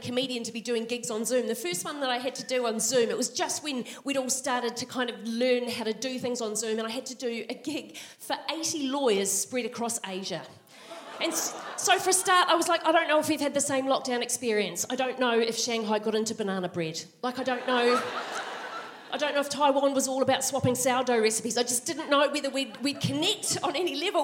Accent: Christchurch, Canterbury, New Zealand; moved away as an adult; now in Melbourne, Australia; I'm from Christchurch, and so this is my hometown. And because I've said that, I have to follow that up with, I went to Burnside High

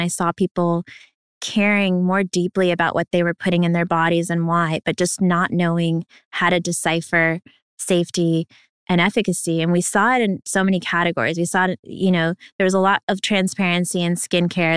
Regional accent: New York, United States; also born or lived in Ukraine; I was a refugee from Ukraine, moved here to New York, where we are right now

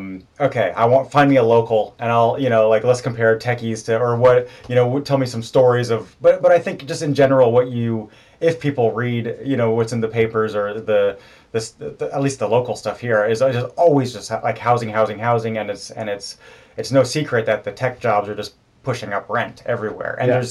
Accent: Oregon, United States; moved away; also born or lived in Germany; I'm from Oregon

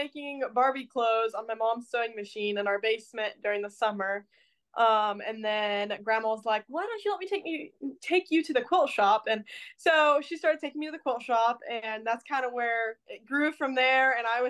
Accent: Ohio, United States; now in Portland, United States; So I currently live in Portland, Indiana. I'm from Ohio, so we moved over here about probably a year and a half ago.

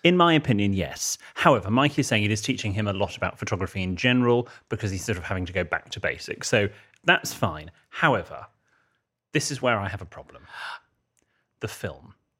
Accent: United Kingdom; I'm a Brit abroad

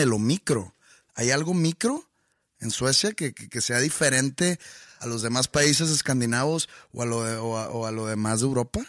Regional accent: Mexico; nuestra cultura como mexicanos

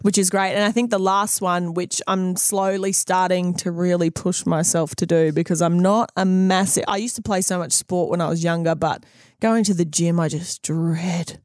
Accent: Country Queensland, Australia; moved away as an adult; now in New Zealand; being an Aussie and then coming to New Zealand, I left Aussie

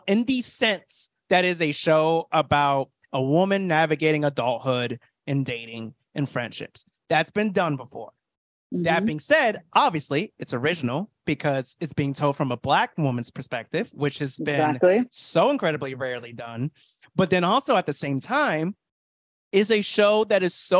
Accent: Florida, United States; I grew up a really ignorant dude growing up in Florida

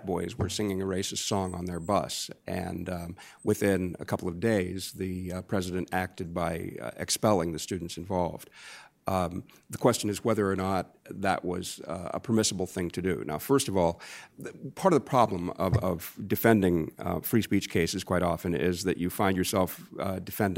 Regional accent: United States; growing up in America

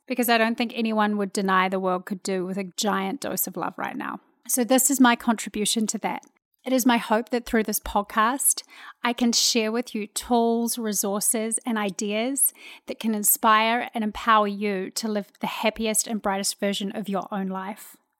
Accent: New Zealand; moved away as an adult; now in Houston, United States; I'm a New Zealand girl living in Houston, Texas.

